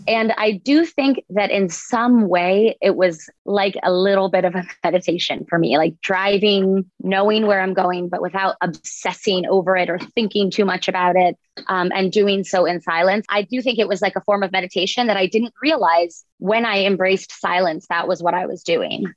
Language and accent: English; Boca Raton, Florida, United States; I grew up in Boca Raton and went to a private school